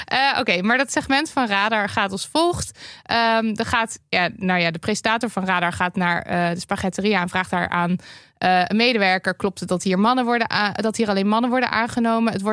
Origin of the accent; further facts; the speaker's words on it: Overijssel, Netherlands; In de regio waar ik ben opgegroeid, Twente, was de sfeer in mijn directe omgeving heel gemoedelijk